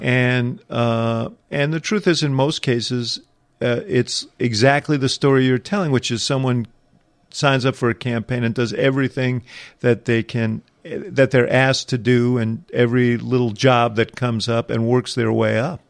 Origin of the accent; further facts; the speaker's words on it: New York City, New York, United States; moved away; I came from New York City